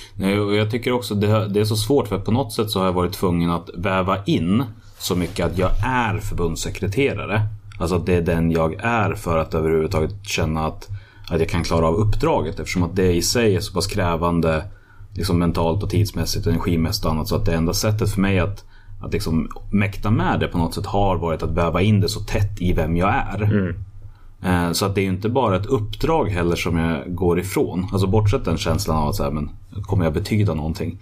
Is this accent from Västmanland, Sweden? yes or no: yes; Hallstahammar, Västmanland, Sweden; jag kommer från Hallstahammar.